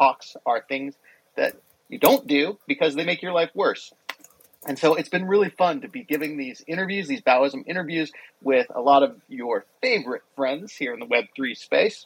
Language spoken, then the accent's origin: English; Hawaii, United States; my home state of Hawaii